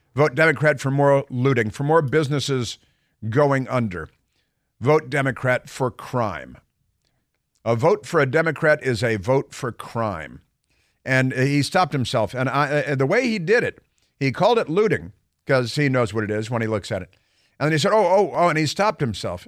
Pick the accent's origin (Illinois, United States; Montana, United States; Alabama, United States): Illinois, United States; Chicago; Growing up in Chicago